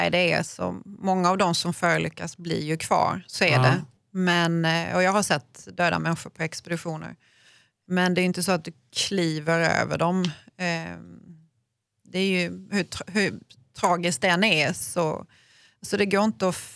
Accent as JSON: {"language": "Swedish", "town": "Malmö", "region": "Skåne", "country": "Sweden", "said": "eftersom jag kommer från Malmö"}